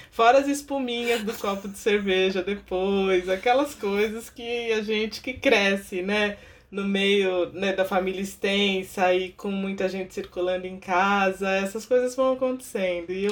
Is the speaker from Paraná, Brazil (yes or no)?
no; Santos, São Paulo, Brazil; E eu cresci na, na Baixada, né? Eu, sou, eu nasci em Santos, minha família morava no Guarujá.